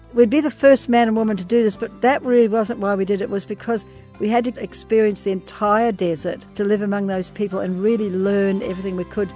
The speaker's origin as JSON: {"language": "English", "country": "New Zealand", "tie": "born or raised there", "moved": "yes", "said": "I was born and raised in New Zealand"}